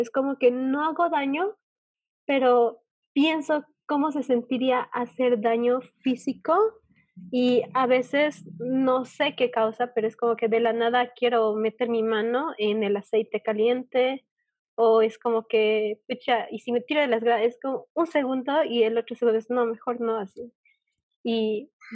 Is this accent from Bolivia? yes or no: yes; Bolivia; yo eh, de Bolivia